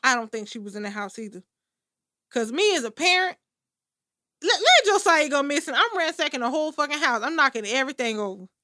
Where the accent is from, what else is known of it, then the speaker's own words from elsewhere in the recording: United States; I'm a fucking American